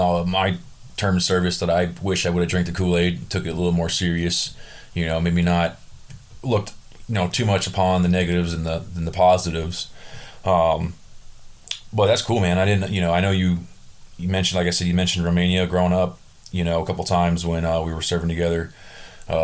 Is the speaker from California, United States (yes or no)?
yes; Southern California, United States; also born or lived in Burbank, California; I'm from Southern California